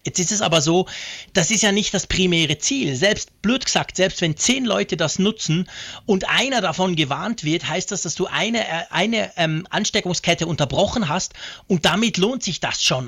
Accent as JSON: {"language": "German", "country": "Switzerland", "said": "als Schweizer"}